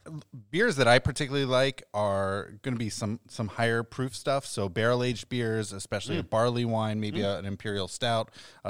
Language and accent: English; Columbus, Ohio, United States; I'm from Columbus